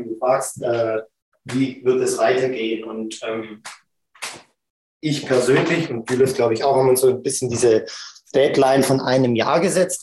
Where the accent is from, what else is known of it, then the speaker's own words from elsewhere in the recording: Stuttgart, Baden-Württemberg, Germany; als ich aufgewachsen bin in Stuttgart